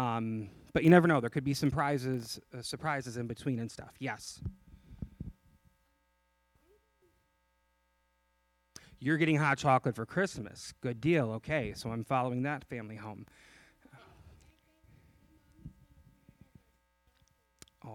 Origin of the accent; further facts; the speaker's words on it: just outside of Chicago, Illinois, United States; I grew up in Illinois, just outside of Chicago